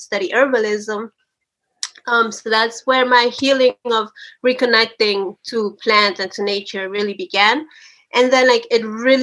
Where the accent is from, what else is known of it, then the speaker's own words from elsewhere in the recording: New Jersey, United States; also born or lived in Chalchuapa, El Salvador; at the age of 8, my family and I migrated from that, and we came to the United States, to New Jersey